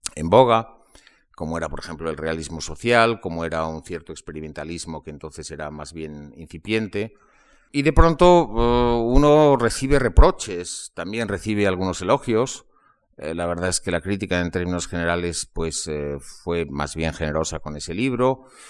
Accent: Spain; en los años 50 eh, y 60 de mi infancia se leía mucho en España

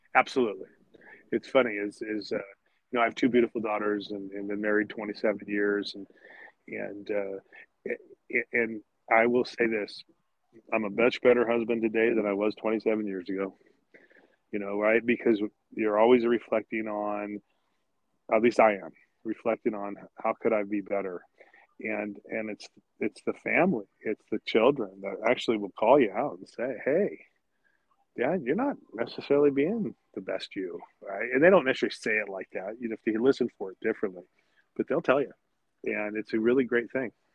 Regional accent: South Lake Tahoe, Nevada side, United States; I grew up up here in South Lake Tahoe, of course, on the Nevada side

